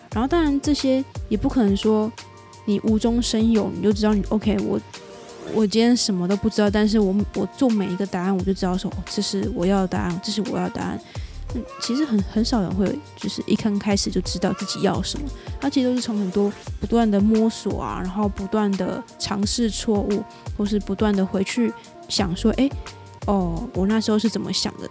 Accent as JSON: {"language": "Chinese", "country": "Taiwan", "said": "我是台湾人"}